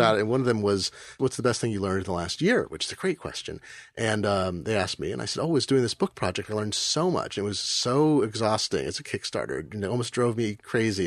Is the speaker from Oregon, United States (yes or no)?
yes; Eugene, Oregon, United States; I grew up in Eugene